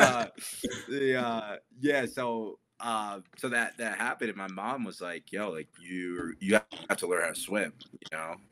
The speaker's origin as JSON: {"language": "English", "region": "New Jersey", "country": "United States", "tie": "born or raised there", "said": "I grew up in New Jersey"}